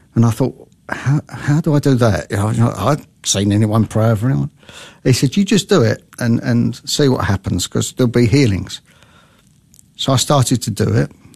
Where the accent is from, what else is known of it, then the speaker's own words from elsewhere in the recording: London, United Kingdom; now in Australia; I was brought up in London